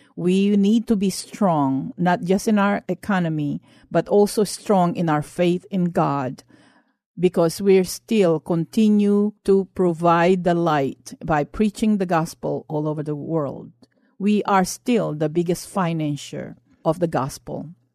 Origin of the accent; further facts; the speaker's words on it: Philippines; now in United States; I grew up in the Philippines under martial law, under the late President Marcos.